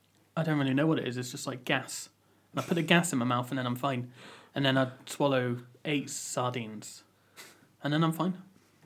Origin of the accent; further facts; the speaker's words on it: England, United Kingdom; Half my family's Scottish, half my family's Irish. I was born in England, but I'm not really happy about it.